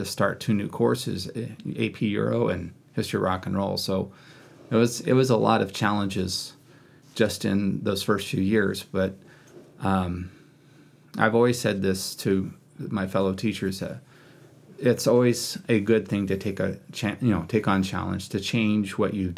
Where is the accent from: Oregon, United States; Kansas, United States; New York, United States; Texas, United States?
Kansas, United States; moved away as an adult; also born or lived in Wichita, Kansas; now in Lewiston, United States; being born and raised in Kansas